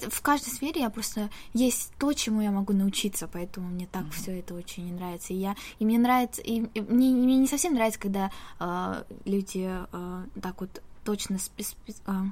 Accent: Tashkent, Uzbekistan; moved away as an adult; now in South Korea; Да, в Ташкенте.

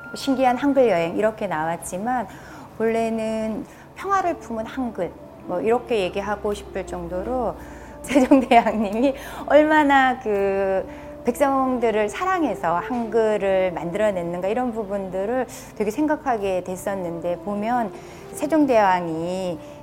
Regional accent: Sangju, North Gyeongsang, South Korea; 제 고향이 상주다 보니까

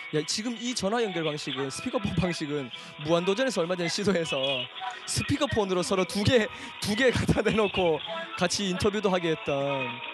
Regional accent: Daegu, South Korea; 내가 대구 출생

